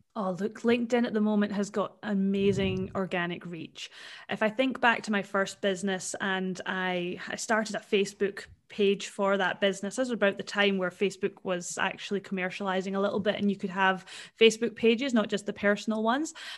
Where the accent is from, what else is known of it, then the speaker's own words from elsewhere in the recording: Scotland, United Kingdom; now in Perth, Australia; I am actually from Scotland originally, and my mum and dad are still over there